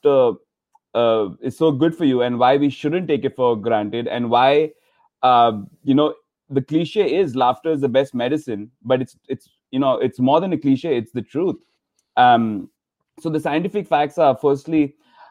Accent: Mumbai, Maharashtra, India; moved away as an adult; also born or lived in Redondo Beach, California; now in United States; originally I'm from Mumbai, India, and I came to America in 2012.

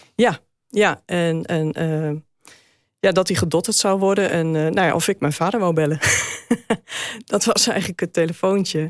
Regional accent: Zutphen, Gelderland, Netherlands; we zijn opgegroeid in Zutphen

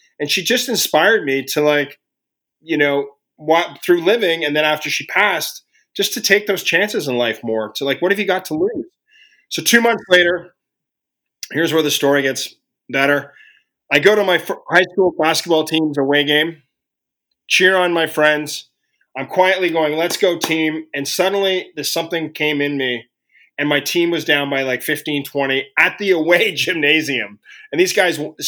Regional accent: Ottawa, Ontario, Canada; growing up in Ottawa and where it took me. And I'm from Ottawa, Canada

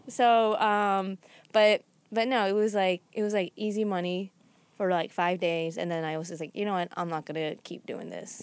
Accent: Chicago, Illinois, United States; moved away as an adult; also born or lived in Boston; I was from Chicago

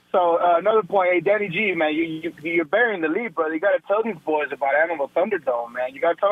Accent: Texas, United States; I'm from Texas, brother

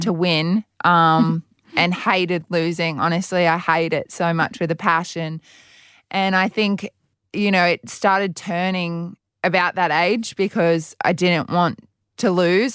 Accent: Brisbane, Queensland, Australia; also born or lived in Adelaide, South Australia; I've been in Queensland since I was two in Brisbane

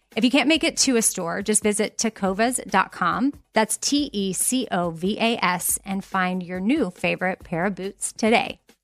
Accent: Austin, Texas, United States; I'm from Austin

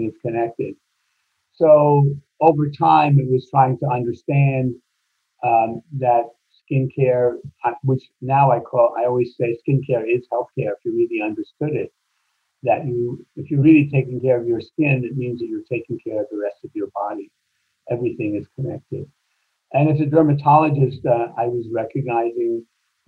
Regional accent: New York, United States; moved away as an adult; also born or lived in Baghdad, Iraq / California; I grew up in New York

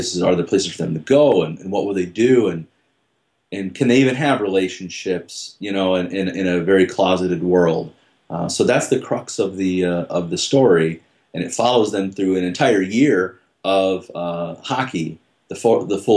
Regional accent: Cicero, Illinois, United States; growing up in Cicero and around all the Al Capone stuff and gangsters

